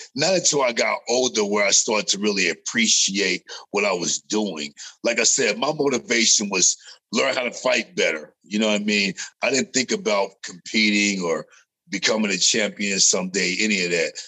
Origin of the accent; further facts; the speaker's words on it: California, United States; moved away; also born or lived in Las Vegas; growing up in California, before I got to Las Vegas